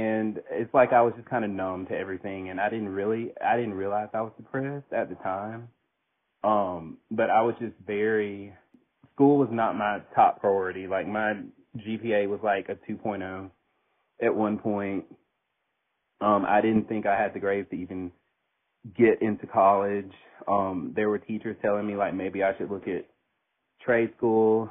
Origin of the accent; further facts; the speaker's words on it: Daphne, Alabama, United States; I grew up in a small town. I'm from Daphne, Alabama